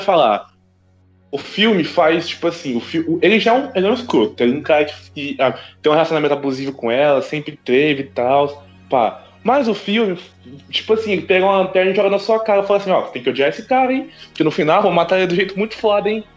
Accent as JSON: {"language": "Portuguese", "country": "Brazil", "said": "eu sou brasileiro, gente, eu sou brasileiro"}